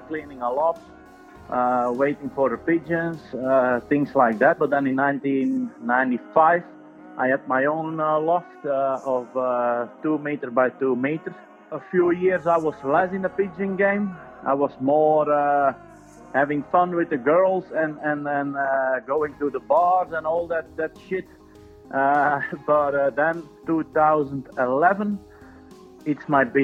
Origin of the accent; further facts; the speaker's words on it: Ittigem, province of Antwerp, Flanders, Belgium; I'm from Ittigem, that's in the province of Antwerp in Belgium.